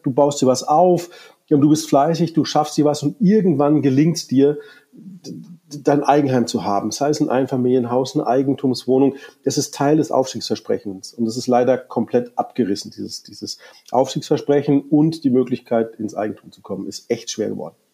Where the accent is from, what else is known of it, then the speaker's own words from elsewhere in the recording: Munich, Bavaria, Germany; ich bin Münchner ich kann mir in München keine Immobilie leisten